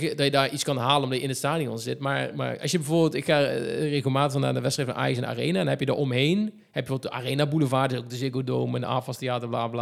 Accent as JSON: {"language": "Dutch", "town": "Huissen", "region": "Gelderland", "country": "Netherlands", "tie": "born or raised there", "said": "Vroeger ben ik daar opgegroeid en geboren, zelfs letterlijk ben ik daar geboren in Huissen"}